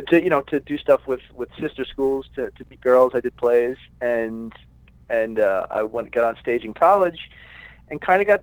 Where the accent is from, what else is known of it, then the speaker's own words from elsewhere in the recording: New York City, New York, United States; moved away as an adult; now in Los Angeles, United States; I'm from Brooklyn, New York. And I moved out to Los Angeles when I was 21 years old, and I've been here ever since. Yeah, grew up in New York, a little middle-class neighborhood.